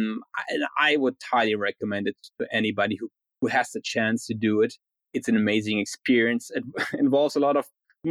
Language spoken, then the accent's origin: English; Berlin, Germany; moved away as an adult; also born or lived in Spain / Denmark / Ireland; now in New York City, United States; I was born and raised in Berlin